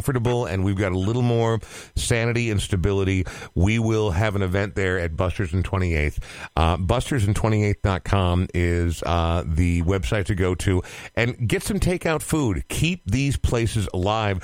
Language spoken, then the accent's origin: English; Coon Rapids, Minnesota, United States; also born or lived in Portland, Oregon; I've lived in Coon Rapids from the time I was less than 2 years old. So this is really the only home I've ever known.